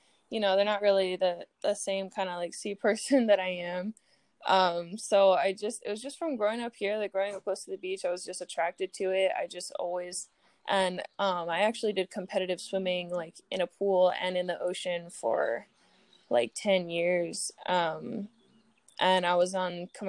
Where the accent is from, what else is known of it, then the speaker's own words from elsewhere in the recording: Hawaii, United States; I grew up in Hawaii